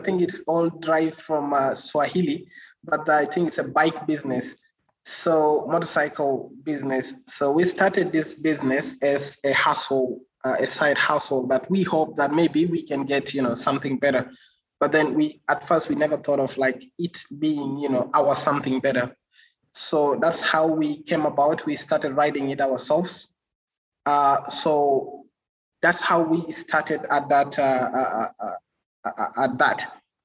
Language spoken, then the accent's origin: English; South Sudan; also born or lived in Uganda; And I'm from South Sudan